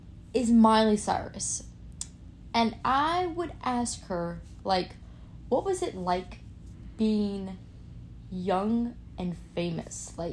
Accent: rural Virginia, United States; now in Norfolk, United States; I grew up in rural Virginia, and I am the opposite. I did not like it.

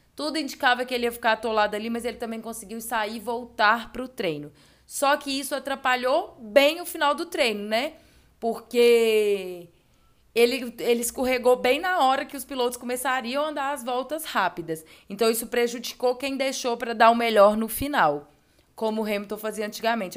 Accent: Brazil; que somos brasileiros

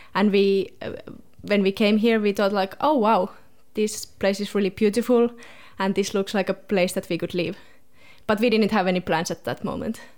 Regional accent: Southern Finland, Finland; moved away as an adult; also born or lived in Helsinki, Finland; now in Tasmania, Australia; I was born in Helsinki, in, in the capital city, but before I started school, we moved to a really rural place it's one hour from Helsinki, so still in southern Finland.

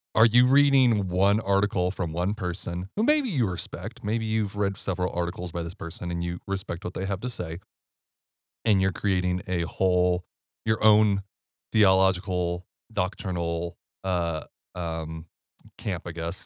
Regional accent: Ohio, United States; moved away; I'm from Ohio

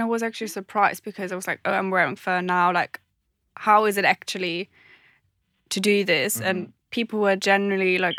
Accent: Germany; now in London, United Kingdom; I'm also from Germany, living in London at the moment

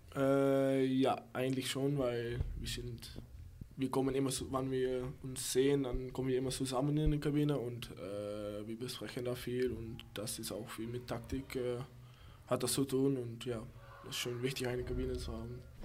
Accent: Berkel-Enschot, North Brabant, Netherlands; German is a second language; moved away as an adult; now in Lübeck, Germany; Berkel Enschot

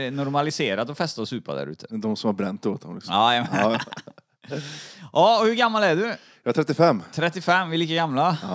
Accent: Grästorp, Västra Götaland, Sweden; Jag är född i Grästorp.

